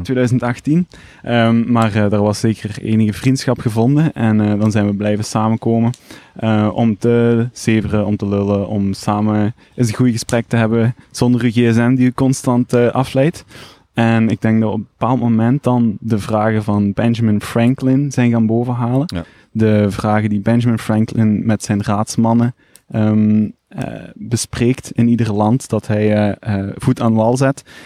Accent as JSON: {"language": "Dutch", "area": "Limburg", "region": "Flanders", "country": "Belgium", "moved": "as an adult", "lives_now": "Ghent, Belgium", "said": "Limburger, origineel Limburger"}